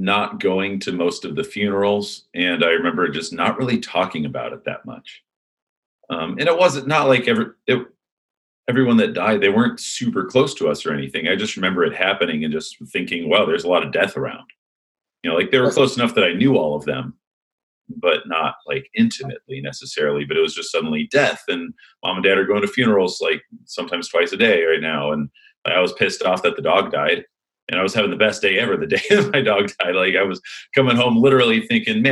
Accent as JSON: {"language": "English", "town": "Huntington Beach", "region": "California", "country": "United States", "tie": "born or raised there", "also_born_or_lived": "Illinois", "said": "Then we moved out here to Huntington Beach, California."}